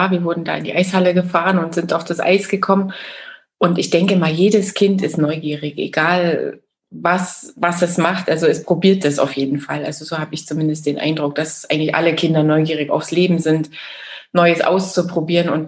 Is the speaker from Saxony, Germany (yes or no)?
yes; Chemnitz, Saxony, Germany; ja, also ich bin ja in der DDR groß geworden. Ich bin in Chemnitz, Karl-Marx-Stadt geboren damals noch Karl-Marx-Stadt